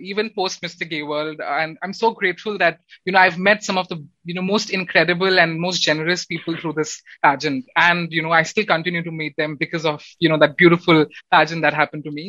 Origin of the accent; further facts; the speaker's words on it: Odisha, India; I come from India, I, am also I come from Odisha